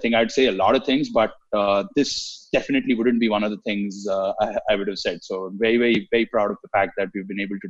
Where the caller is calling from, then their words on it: Bangalore, Karnataka, India; I'm dialing in from Bangalore.